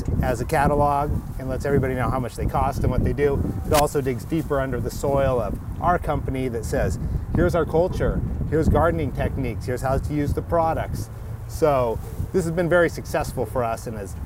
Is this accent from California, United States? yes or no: yes; Mendocino County, California, United States; born or raised there; also born or lived in Santa Barbara, California / Humboldt County, California